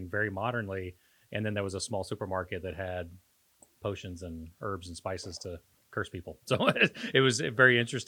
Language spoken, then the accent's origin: English; Costa Rica; also born or lived in Panama; now in Oklahoma, United States; when I grew up in Costa Rica